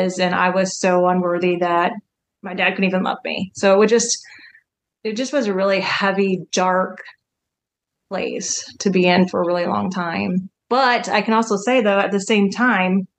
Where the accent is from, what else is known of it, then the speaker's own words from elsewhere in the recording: Wisconsin, United States; now in Kansas, United States; I grew up in Wisconsin, actually, okay. In the cold